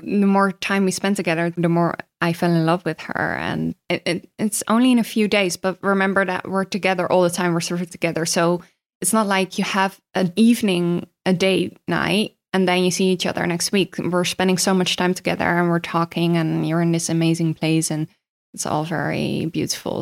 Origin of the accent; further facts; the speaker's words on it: Netherlands; I am from Holland.